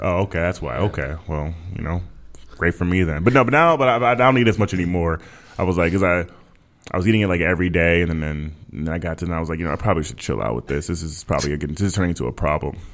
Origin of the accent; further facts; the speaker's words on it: Minnesota, United States; now in Texas, United States; I was from from Minnesota, but I live in Texas now